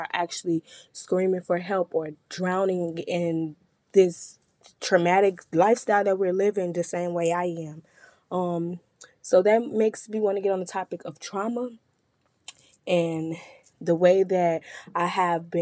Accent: Chicago, Illinois, United States; I'm from Chicago, where I experience death very often

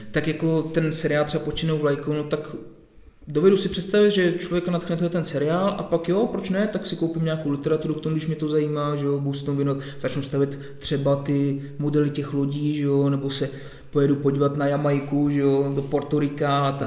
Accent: near Příbram, Central Bohemian Region, Czechia; moved away as an adult; also born or lived in Plzeň; pocházím od Příbrami

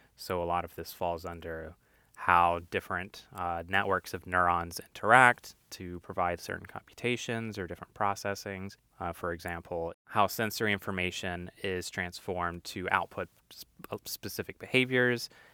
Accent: North Carolina, United States; moved away; also born or lived in Maryland; from North Carolina, was born in South Carolina, but raised in North Carolina most of my life

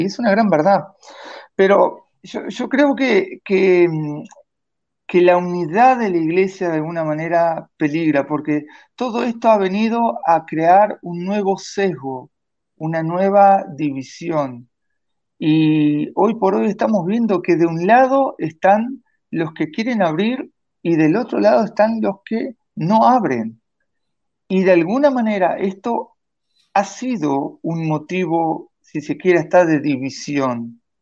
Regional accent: Vichadero, Rivera, Uruguay; now in Montevideo, Uruguay; mi pueblo en Bichadero

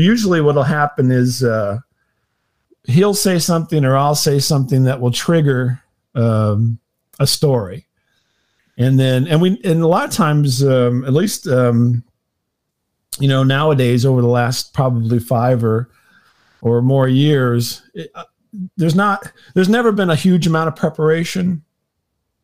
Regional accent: St. Louis, Missouri, United States; I'm from the St. Louis area, St. Louis, Missouri

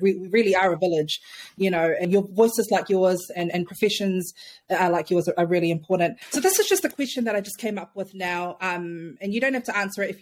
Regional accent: Auckland, New Zealand; I'm from Otara. I'm from Manurewa. And I would much rather, being a South Auckland girl

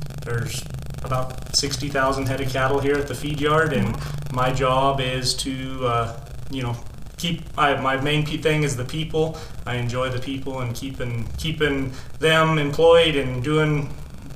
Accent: Lamar, Colorado, United States; also born or lived in Texas / Ordway, Colorado; I grew up in Lahana, Colorado

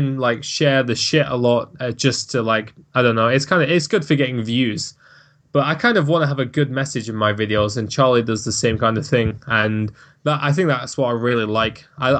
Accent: Manchester, North West England, United Kingdom; accent: Manchester; My accent is so much different now, because I'm from Manchester and it's got quite a thick accent, but I've managed to make myself sound somewhat normal.

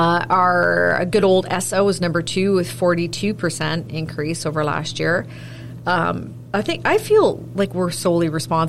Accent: Milton, Ontario, Canada; moved away; I grew up in Milton.

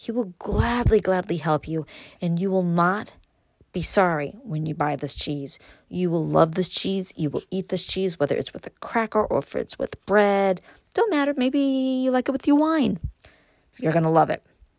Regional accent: New York City, New York, United States; moved away as an adult; now in Upstate New York, United States; growing up in Brooklyn, born and raised there.

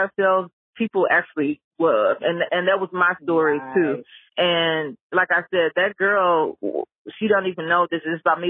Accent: Memphis, Tennessee, United States; now in Atlanta, United States; I moved to Atlanta. I came from Memphis and I moved to Atlanta.

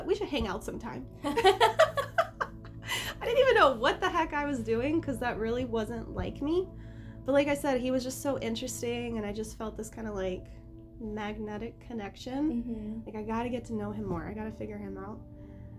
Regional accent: Southwest Florida, United States; growing up in Southwest Florida for a long time, it's a very small community

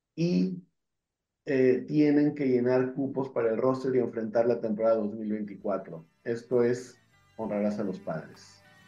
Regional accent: Mexico; como mexicanos

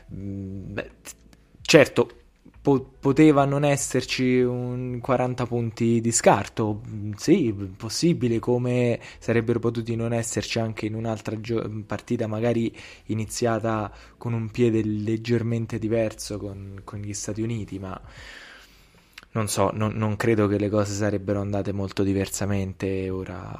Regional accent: Italy; in qualità di italiani

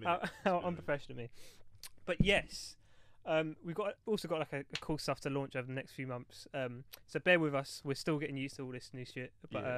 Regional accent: London, United Kingdom; We are three friends from East London.

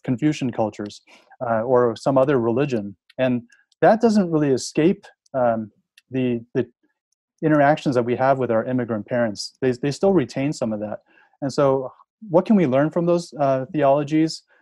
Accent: Chicago, Illinois, United States; moved away as an adult; also born or lived in Denver, Colorado / United Kingdom; now in Boston area, United States; I was born and raised in Chicago

